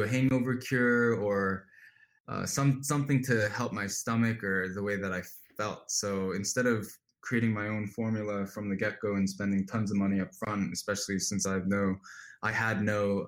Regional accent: New Jersey, United States; I grew up in New Jersey drinking aloe smoothies for breakfast

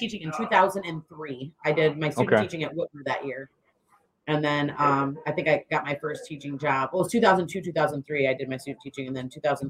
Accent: Waterville, Ohio, United States; I went to Anthony Wayne, so I grew up in Waterville.

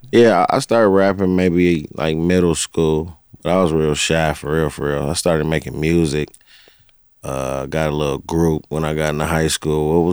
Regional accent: Pontiac, Michigan, United States; I'm from Yaktown. Pontiac, Michigan. Yaktown. Yeah, um, born and raised. Uh, I was the firstborn in my family in Pontiac, for real, for real.

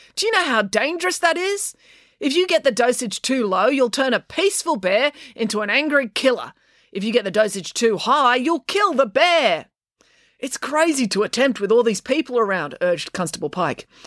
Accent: Sydney, New South Wales, Australia; where I grew up in Sydney in the 80s and 90s in northwestern Sydney.

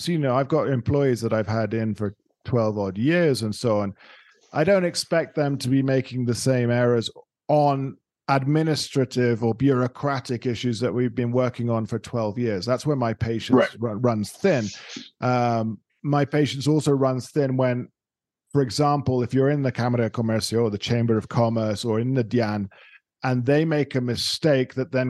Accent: United Kingdom; now in Colombia; I am a Brit.

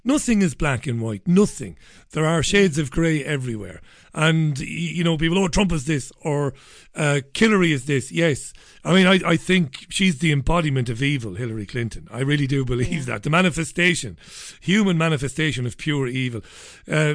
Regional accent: Ireland; I'm an Irishman

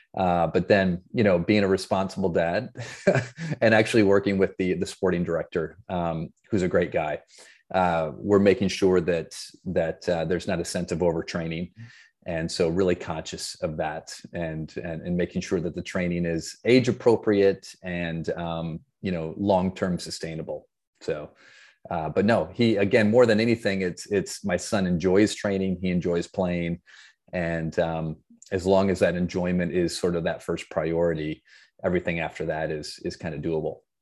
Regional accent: Flint, Michigan, United States; I grew up in Flint, Michigan

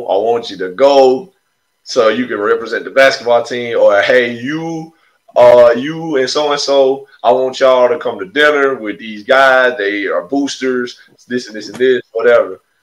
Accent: Alabama, United States; I'm from Alabama. We from Alabama

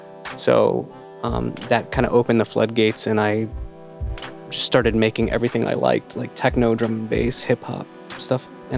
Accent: Detroit, Michigan, United States; also born or lived in Florida / Ann Arbor, Michigan; we are in my basement studio in Ann Arbor, Michigan. I grew up in Florida and suburban Detroit.

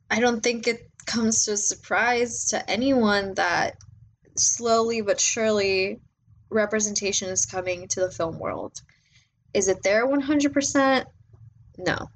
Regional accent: Mexico; also born or lived in Panama / United States; I was born in Mexico. Um, my mom's side of the family is from Mexico. My dad's side of the family is Panamanian. And I've grown up in Mexico.

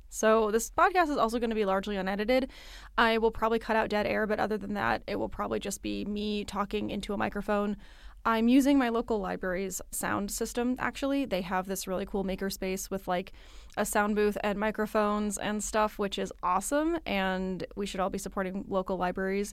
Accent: Midwest, United States; now in East Coast, United States; I live on the East Coast. I was born in the Midwest

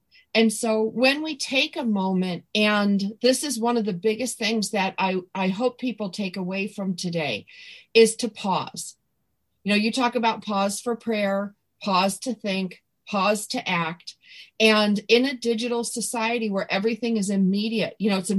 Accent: Buffalo, New York, United States; I come from Buffalo

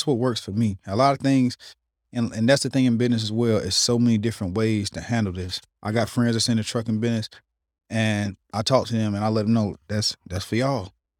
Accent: Smithfield, North Carolina, United States; I'm from Smithfield.

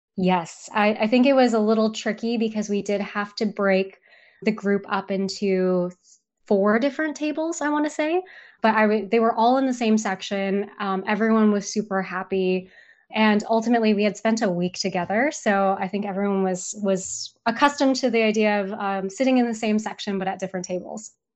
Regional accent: Seattle, Washington, United States; we are from Seattle

